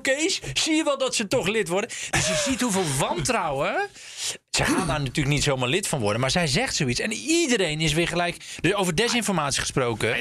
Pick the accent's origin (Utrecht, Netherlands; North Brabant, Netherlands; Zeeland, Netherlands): Zeeland, Netherlands; moved away; In mijn oude geboorte, van nou, waar ik ben opgegroeid in Zeeland